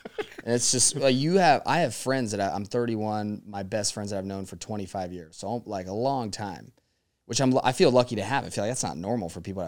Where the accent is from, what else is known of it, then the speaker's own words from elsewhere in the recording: Las Vegas, Nevada, United States; But I was like, yeah, I was just born and bred in Vegas.